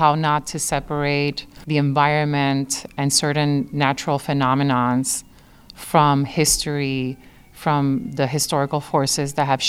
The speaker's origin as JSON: {"language": "English", "town": "San Juan", "country": "Puerto Rico", "tie": "born or raised there", "moved": "yes", "lives_now": "Chicago, United States", "said": "I was actually born and raised in San Juan, Puerto Rico"}